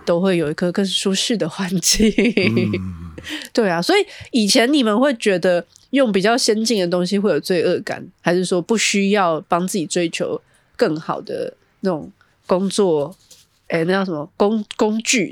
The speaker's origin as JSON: {"language": "Chinese", "country": "Taiwan", "said": "我们台湾人"}